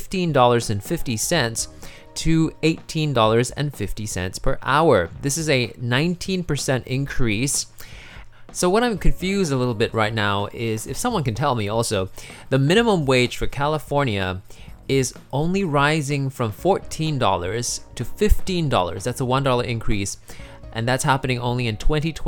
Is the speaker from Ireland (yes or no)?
no; Singapore; I'm from Singapore